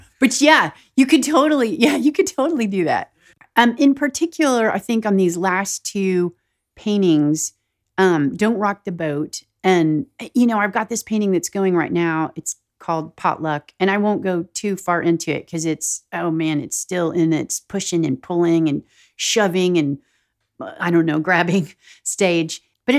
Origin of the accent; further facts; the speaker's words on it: the South, United States; phrases that I've heard while growing up in the South or just like living in the South in general.